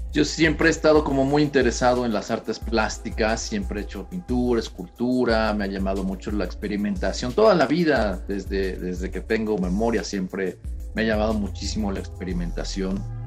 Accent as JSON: {"language": "Spanish", "country": "Mexico", "said": "por primera vez en mi, vida salí de este país, salí de México directo a Eslovaquia"}